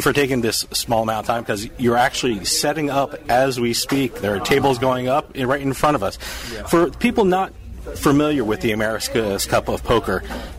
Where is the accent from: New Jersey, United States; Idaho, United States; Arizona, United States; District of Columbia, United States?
New Jersey, United States; I'm from New Jersey